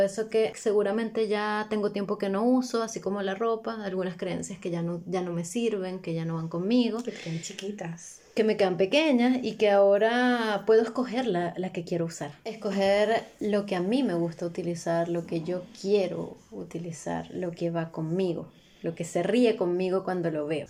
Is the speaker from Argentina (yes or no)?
no; Venezuela; para nosotros como venezolanos